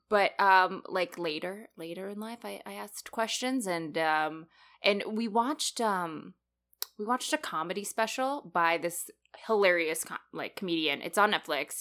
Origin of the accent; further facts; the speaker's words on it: Canada; I grew up in Canada, I'm more associated with that culture